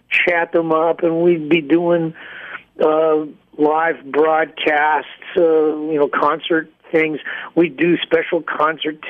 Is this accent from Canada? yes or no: yes; Canada; I am a Canadian